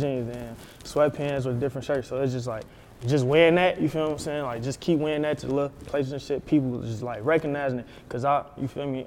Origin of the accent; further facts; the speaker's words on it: Chicago, Illinois, United States; growing up Chicago